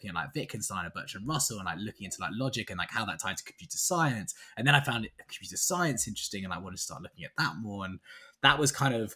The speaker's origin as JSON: {"language": "English", "region": "London", "country": "United Kingdom", "tie": "born or raised there", "said": "I'm from London, born and bred. I've never left London for longer than 6 months."}